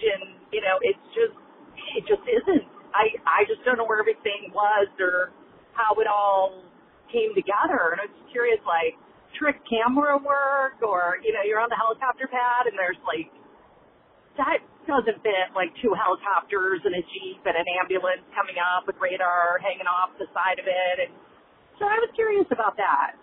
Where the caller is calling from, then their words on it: Northern California, United States; I'm calling from Northern California